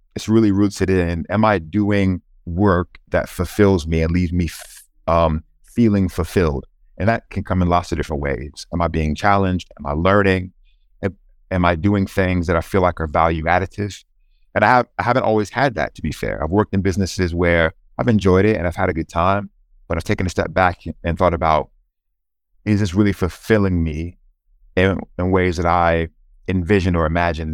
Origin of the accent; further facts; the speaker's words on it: Charlotte, North Carolina, United States; moved away; I grew up in a place called uh, Charlotte, North Carolina, which is the southeastern part of the US